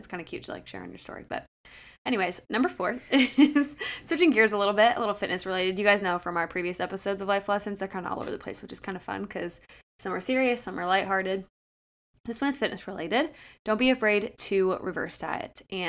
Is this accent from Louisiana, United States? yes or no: no; Akron, Ohio, United States; as you know, we've mentioned a couple times, I'm from Akron.